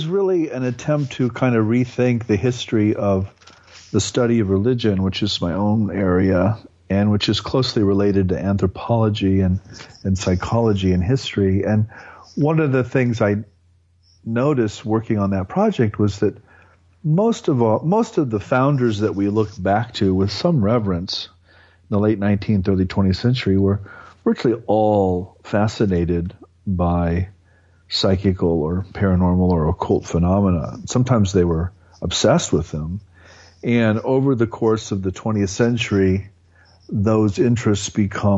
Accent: Nebraska, United States; I grew up in a mostly German, ethnically German farming community in Nebraska

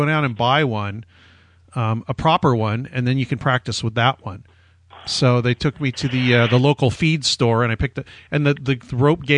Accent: Orange County, San Diego, California, United States; also born or lived in Pasadena; now in Los Angeles, United States; I was born in Pasadena, grew up in Orange County in San Diego, then came back here for college

